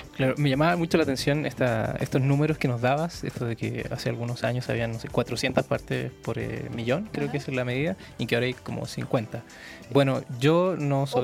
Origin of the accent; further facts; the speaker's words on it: Santiago, Santiago Metropolitan Region, Chile; moved away as an adult; now in Mexico City, Mexico; yo vengo de Santiago y de Santiago de Chile